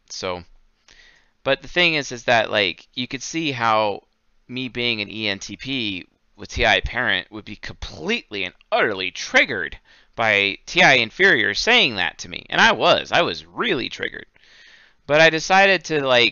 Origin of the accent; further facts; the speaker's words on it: Seattle, Washington, United States; moved away; I'm from Seattle. I grew up there.